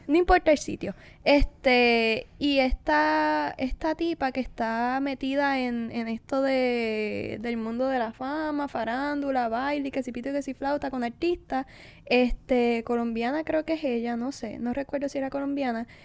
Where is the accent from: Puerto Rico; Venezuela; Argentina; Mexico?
Puerto Rico